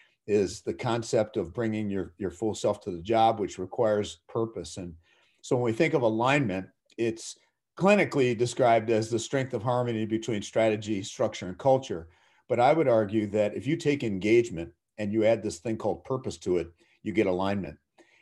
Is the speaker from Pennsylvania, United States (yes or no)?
no; Minnesota, United States; So I grew up in the Twin Cities